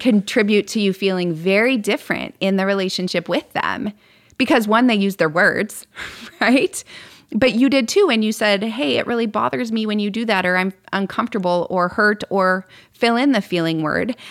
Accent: Midwest, United States; moved away; I grew up in the Midwest

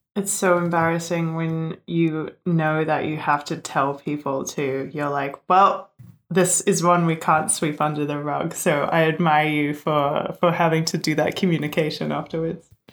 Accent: Australia; born or raised there; moved away

